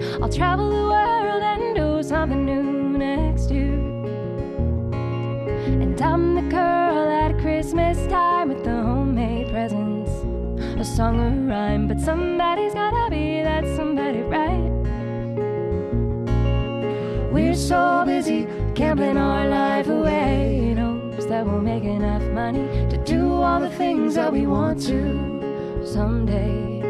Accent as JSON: {"language": "English", "town": "New Smyrna Beach", "region": "Florida", "country": "United States", "said": "So the three of us met back in Florida a while back, little surf town called New Smyrna Beach, Florida."}